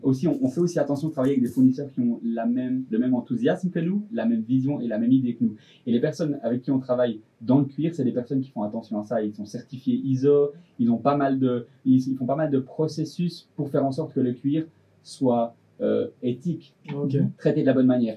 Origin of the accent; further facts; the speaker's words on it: Delémont, Jura, Switzerland; je venais du Jura de Lémont